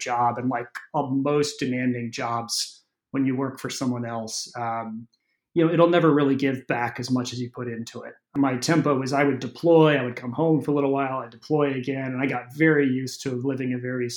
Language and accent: English; San Francisco, California, United States; also born or lived in East Coast; I'm from San Francisco originally, you know, grew up here in the city, family still in the area